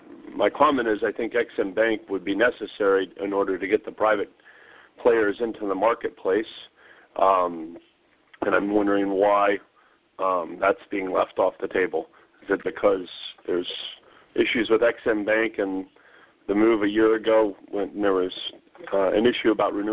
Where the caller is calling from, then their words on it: Virginia, United States; Yes, I'm calling from Virginia.